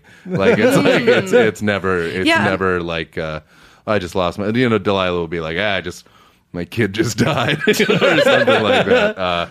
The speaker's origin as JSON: {"language": "English", "region": "Massachusetts", "country": "United States", "tie": "born or raised there", "said": "My like natural speaking voice is just an impression of I grew up in Massachusetts."}